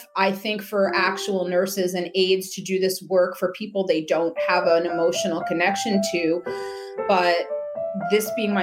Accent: East Coast, United States; I'm from the East Coast.

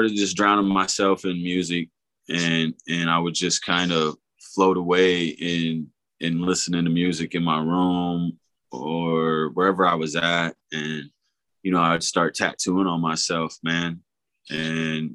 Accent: Oklahoma, United States; also born or lived in Miami; now in Iowa, United States; we're from Oklahoma

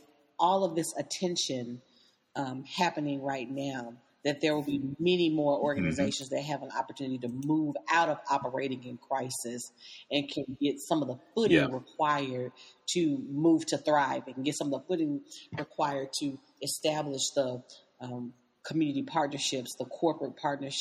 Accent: Nashville, Tennessee, United States; growing up in Nashville

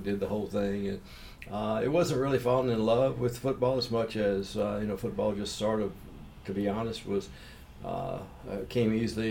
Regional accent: Texas, United States; born there; also born or lived in Louisiana / Mississippi; I was born in Texas. {S0} Okay. {S1} And my dad worked for Humble Oil Company, and we moved around an awful lot. I lived in Louisiana. I lived in Mississippi. I lived in Grand Isle, Louisiana, which is a little island off the coast.

